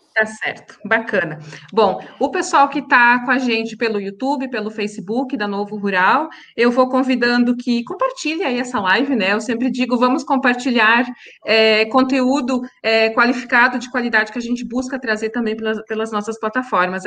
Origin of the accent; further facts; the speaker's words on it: Santa Catarina, Brazil; Santa Catarina também, a minha terra, de onde eu sou natural